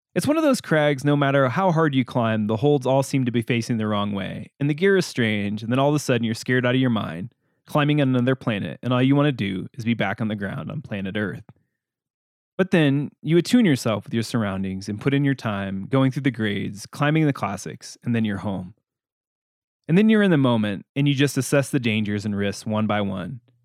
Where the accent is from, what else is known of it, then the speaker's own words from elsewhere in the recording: Illinois, United States; also born or lived in Gunnison, Colorado / Crested Butte, Colorado; now in Durango, United States; my hometown in Illinois